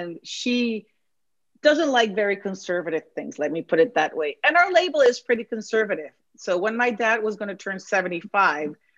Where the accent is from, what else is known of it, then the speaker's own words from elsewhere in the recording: Mexico City, Mexico; now in Petaluma, United States; I was born and raised in Mexico City